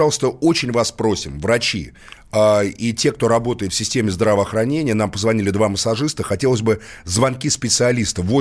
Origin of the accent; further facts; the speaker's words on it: Moscow, Russia; born there; Нет, я тоже родился в Москве